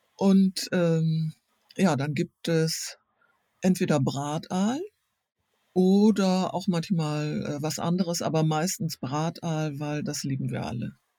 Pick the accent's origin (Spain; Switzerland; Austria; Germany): Germany; East Frisia, Lower Saxony; now in Hamburg, Germany; als Ostfriesin